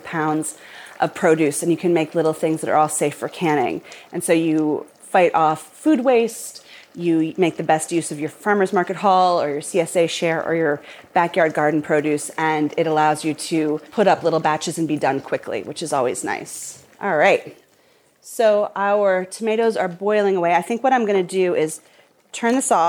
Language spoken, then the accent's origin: English; Portland, Oregon, United States; I grew up in Portland, and my dad had season tickets to the Portland State Vikings games.